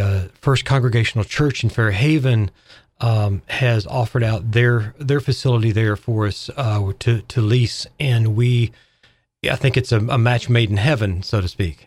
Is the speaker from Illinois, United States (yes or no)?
no; Arkansas, United States; moved away as an adult; now in Fairhaven, United States; I'm a Southerner. I'm from Arkansas